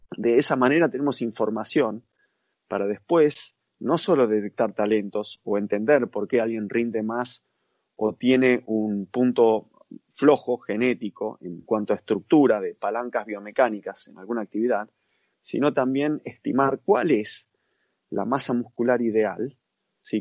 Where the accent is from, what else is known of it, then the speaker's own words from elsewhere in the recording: Argentina; also born or lived in United States; soy de Argentina